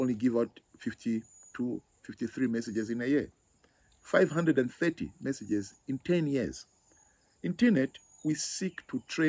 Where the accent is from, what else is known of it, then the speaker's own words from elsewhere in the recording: Zambia; I am from Zambia.